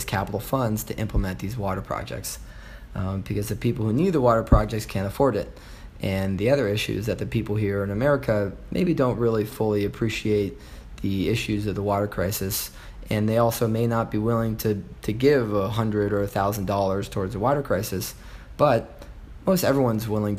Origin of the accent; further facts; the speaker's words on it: Los Angeles, California, United States; also born or lived in Elkhart Lake, Wisconsin / Madison, Wisconsin; now in Chicago, United States; I grew up in Los Angeles on the Pacific Ocean